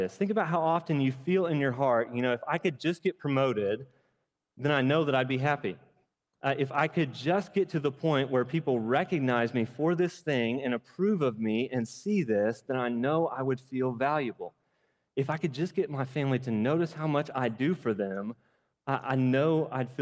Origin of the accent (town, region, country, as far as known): United States